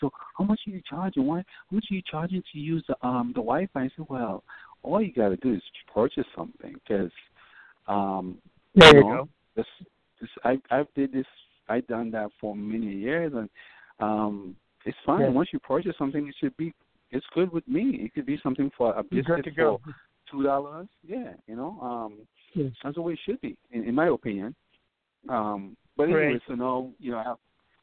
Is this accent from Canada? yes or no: no; U.S. Virgin Islands; moved away as an adult; also born or lived in Washington State, United States; I was born and raised in St. Thomas in Virgin Islands.